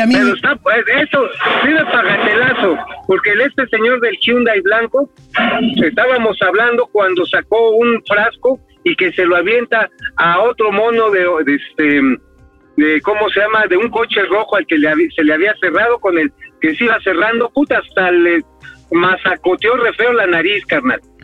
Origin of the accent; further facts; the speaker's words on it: Mexico; como mexicano